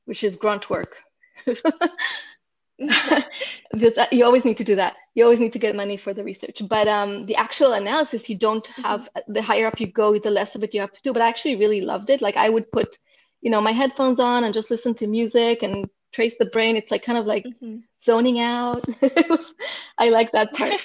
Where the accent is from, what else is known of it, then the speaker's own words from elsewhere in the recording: Israel; moved away as an adult; now in Silicon Valley, United States; I'm from Israel and I grew up in Israel, and I went to medical school in Israel